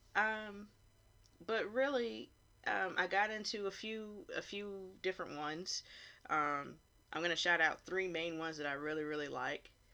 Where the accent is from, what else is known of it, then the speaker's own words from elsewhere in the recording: Hilton Head, South Carolina, United States; I was born and raised on Hilton Head, South Carolina